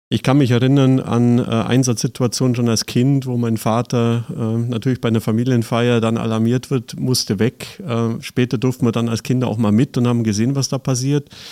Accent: Seeg, Bavaria, Germany; moved away as an adult; also born or lived in Füssen; now in Cologne, Germany; tatsächlich aus Bayern, äh, südliches Allgäu, äh, geboren in Füssen, aufgewachsen in Seeg.

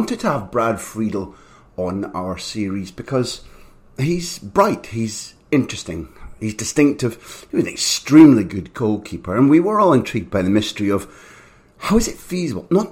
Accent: Aberdeen, Scotland, United Kingdom; when I was growing up in Aberdeen, which is in the cold northeast of Scotland

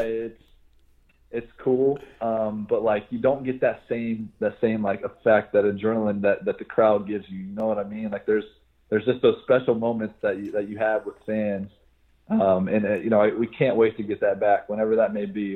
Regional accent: Franklin, Ohio, United States; moved away as an adult; Franklin, the city where I live, like everybody is really close

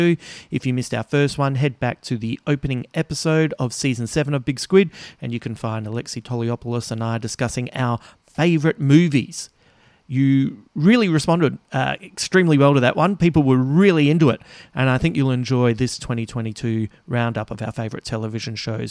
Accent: Adelaide, South Australia, Australia; moved away; I will be back in my hometown soon

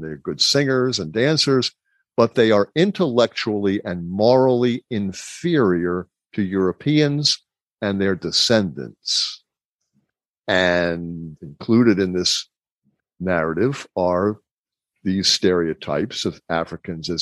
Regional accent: Baltimore, Maryland, United States; growing up in Baltimore

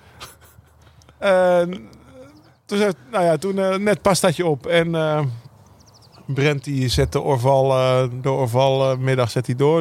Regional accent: Netherlands; daar keken we ook naar als Nederlanders

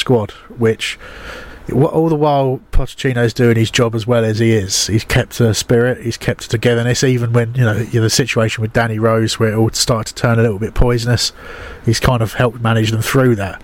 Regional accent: southern England, United Kingdom; accent: southern; I am hamstrung by my southern accent

